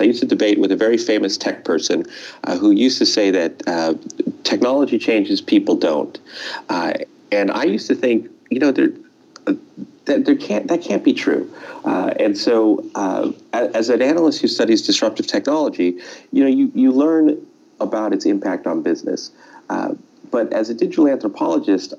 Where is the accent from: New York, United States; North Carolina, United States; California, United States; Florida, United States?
California, United States; Los Angeles; also born or lived in Silicon Valley; I grew up in Los Angeles, actually, where I am right now as we speak